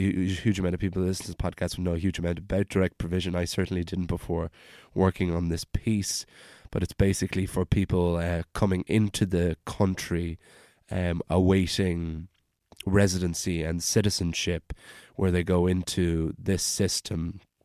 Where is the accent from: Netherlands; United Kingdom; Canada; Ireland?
Ireland; Wicklow, Leinster; I was born and raised in Wicklow Town